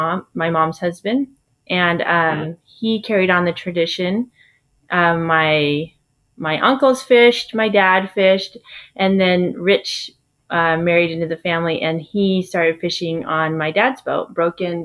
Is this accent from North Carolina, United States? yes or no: no; Seattle, Washington, United States; We're from Washington State, the Seattle area, so the Pacific Northwest